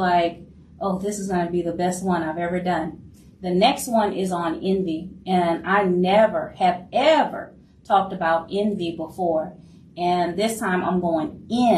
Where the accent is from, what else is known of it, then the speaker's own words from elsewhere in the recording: New Orleans, Louisiana, United States; I am from New Orleans, so very proud Louisiana Creole here